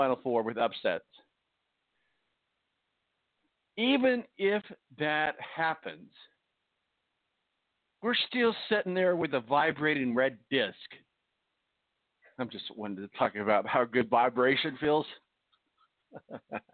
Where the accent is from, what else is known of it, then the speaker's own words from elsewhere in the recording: Evansville, Indiana, United States; I'm from Evansville